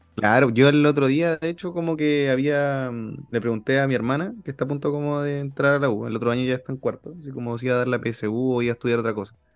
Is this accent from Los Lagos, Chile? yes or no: no; Maipú, Santiago Metropolitan Region, Chile; yo salí como del Liceo Nacional de Maipú